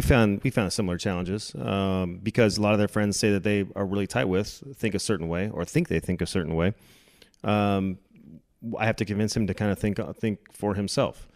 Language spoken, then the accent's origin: English; California, United States; born or raised there; moved away as an adult; now in Dallas, United States